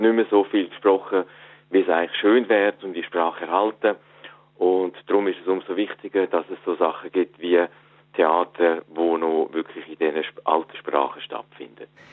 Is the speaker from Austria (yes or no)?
no; Switzerland; accent: Swiss German; also born or lived in East Frisia, Germany; now in Germany; ich rede Schweizerdeutsch